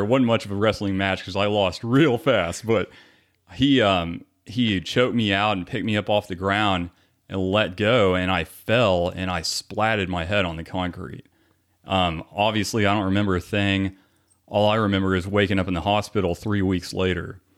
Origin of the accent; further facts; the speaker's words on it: Garland, Texas, United States; I was born here in the Dallas area. So, um, we grew up, I grew up in Garland